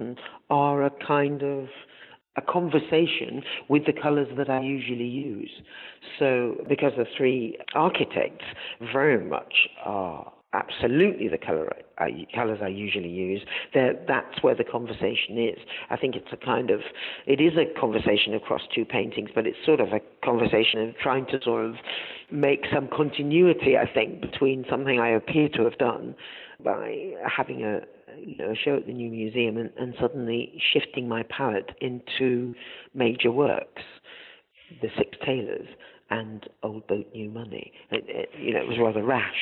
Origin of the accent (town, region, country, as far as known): north of England, United Kingdom; born or raised there; also born or lived in Zanzibar, Tanzania